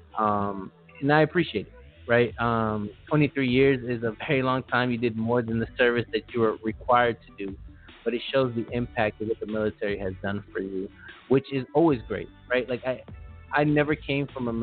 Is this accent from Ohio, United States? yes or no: no; Los Angeles, California, United States; I am from Los Angeles